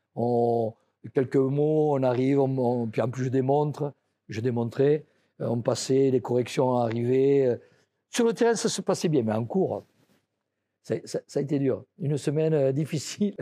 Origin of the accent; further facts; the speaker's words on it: France; je suis français